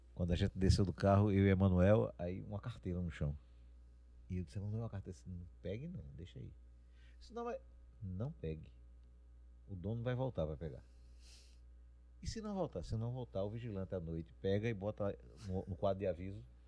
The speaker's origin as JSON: {"language": "Portuguese", "country": "Brazil", "also_born_or_lived": "Caruaru / Croatia", "said": "eu sou brasileiro"}